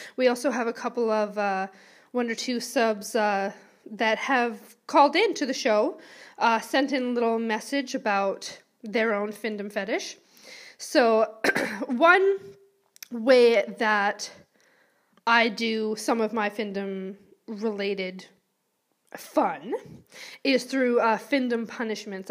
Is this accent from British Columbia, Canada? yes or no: yes; Vancouver, British Columbia, Canada; moved away as an adult; now in Wales, United Kingdom; I am originally from Vancouver, B C, Canada